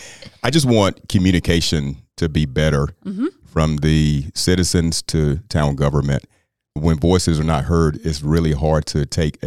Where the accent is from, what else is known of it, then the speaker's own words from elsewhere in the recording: Apex, North Carolina, United States; I'm born and raised in Apex, 600 First Street, which is in an area called Justice Heights, predominantly Black neighborhood of Apex.